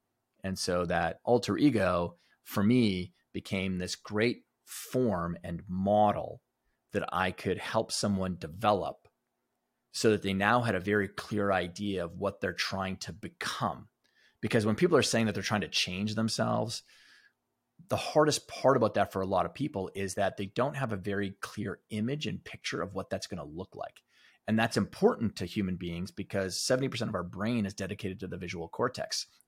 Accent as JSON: {"language": "English", "region": "Alberta", "country": "Canada", "tie": "born or raised there", "said": "where I grew up in Alberta was rich with Native American history."}